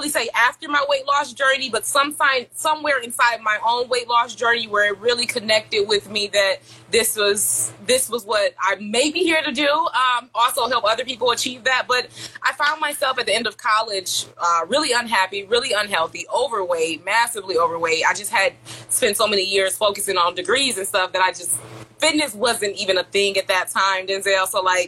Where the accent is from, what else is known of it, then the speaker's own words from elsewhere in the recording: Detroit, Michigan, United States; I'm from Detroit, Michigan.